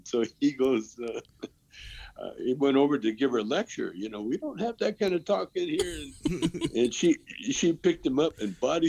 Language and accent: English; Vancouver, British Columbia, Canada; You know, I'm from Vancouver, so I know the junkie habits, you know.